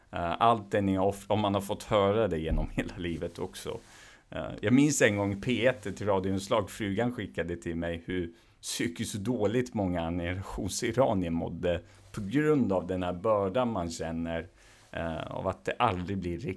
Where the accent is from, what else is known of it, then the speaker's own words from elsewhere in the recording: Iran; Swedish is a second language; now in Sweden; Ja, det gör det i form av att jag också var tvungen i form av att vi var politiska flyktingar från Iran. Där, oavsett vad jag ville eller inte så tas man från sin kontext och kultur rakt i en annan